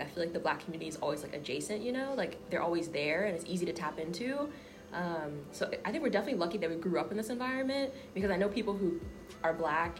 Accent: Tucker, Georgia, United States; born or raised there

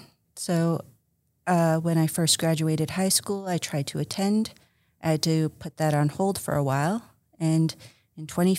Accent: High Prairie, Alberta, Canada; born there; also born or lived in Slave Lake / Dawson Creek; I'm Cree Métis. I was born in High Prairie, Alberta. Mm-hmm. And I grew up somewhat traveling.

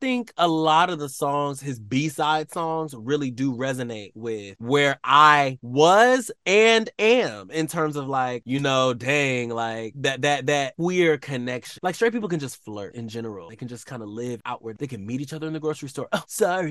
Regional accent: Atlanta, Georgia, United States; we grew up in Atlanta

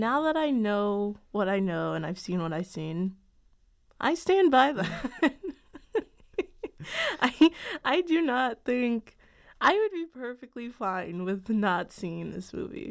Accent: Chicago, Illinois, United States; I'm from Chicago

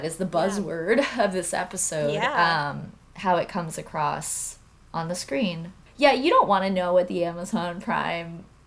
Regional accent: United States; being American

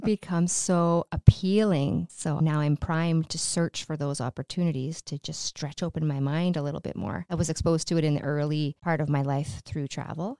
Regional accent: Sault Ste. Marie, Ontario, Canada; moved away as an adult; I'm from the Sioux originally

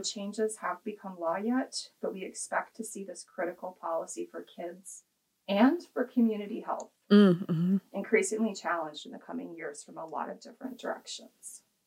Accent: Kansas, United States; I grew up in the Kansas public school system

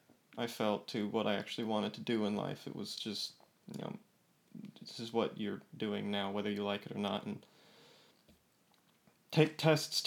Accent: California, United States; also born or lived in Boston; now in Florida, United States; I was originally from California and moved down to Florida and had a 2-year jaunt to Boston, and we realized it was too cold and came back down here, Florida.

